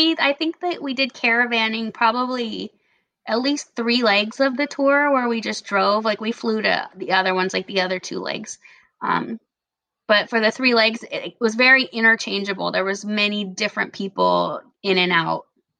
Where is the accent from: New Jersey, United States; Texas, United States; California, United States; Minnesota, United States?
California, United States; moved away; Cause I'm originally from California.